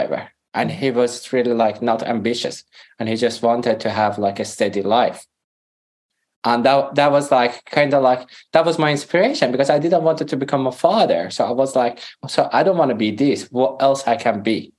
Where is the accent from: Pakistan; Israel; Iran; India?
Iran; first language Persian; English is a second language; moved away as an adult; also born or lived in Greece / Europe; we're back to Iran when I was 8. I couldn't speak Farsi, which is my mother language. So I started to learn Farsi again and grew up in Iran.